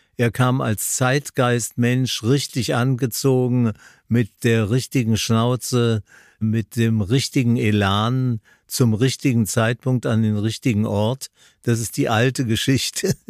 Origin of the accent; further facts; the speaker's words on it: Linz, Upper Austria, Austria; meine Sendung aus Linz an der Donau, wo ich geboren bin. Das wird ein Heimspiel für mich.